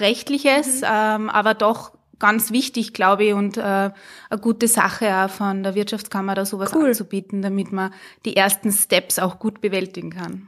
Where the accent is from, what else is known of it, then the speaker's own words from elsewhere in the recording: Hallein, Salzburg, Austria; bin eine Salzburgerin, eigentlich eine Harleinerin